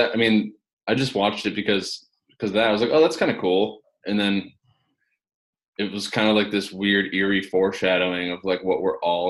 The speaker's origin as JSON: {"language": "English", "town": "Kenosha", "region": "Wisconsin", "country": "United States", "tie": "born or raised there", "also_born_or_lived": "Madison, Wisconsin", "said": "I grew up in Kenosha, actually."}